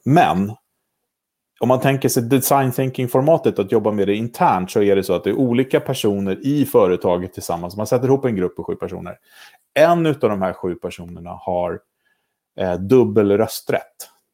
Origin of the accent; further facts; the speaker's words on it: Sweden; moved away as an adult; I höst är det sex år sedan jag flyttade hem